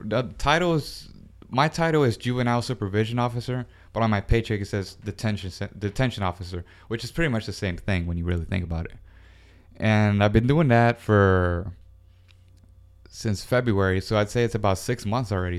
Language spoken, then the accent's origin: English; Houston, Texas, United States; I born and raised in Houston, Texas, 1991